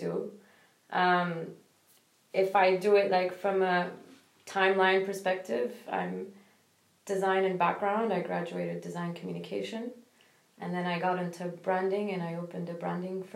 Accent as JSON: {"language": "English", "country": "Kuwait", "said": "I'm from Kuwait"}